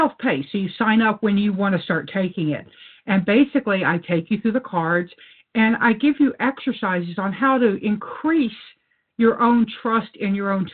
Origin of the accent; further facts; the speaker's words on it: Louisiana, United States; I grew up in Louisiana